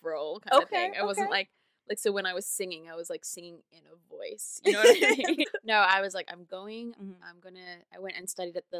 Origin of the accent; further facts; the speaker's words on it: Perth, Western Australia, Australia; moved away as an adult; now in New York, United States; I'm from Perth, Western Australia.